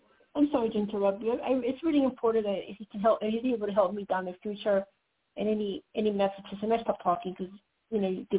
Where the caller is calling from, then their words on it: Colorado, United States; Colorado, calling you from Skype.